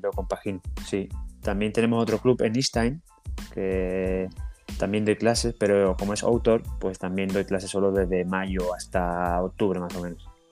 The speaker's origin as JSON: {"language": "Spanish", "town": "Chiclana de la Frontera", "region": "Andalusia", "country": "Spain", "also_born_or_lived": "Frankfurt, Germany", "moved": "yes", "lives_now": "Germany"}